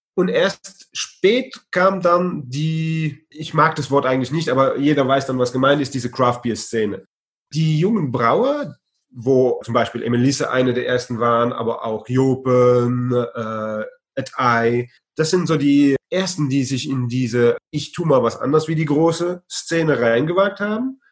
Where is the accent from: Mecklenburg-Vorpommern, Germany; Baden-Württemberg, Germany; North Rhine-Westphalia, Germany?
Baden-Württemberg, Germany; Heidelberg; moved away as an adult; also born or lived in Luxembourg / Brussels, Belgium / France; now in Vught, Netherlands; meine Heimatstadt Heidelberg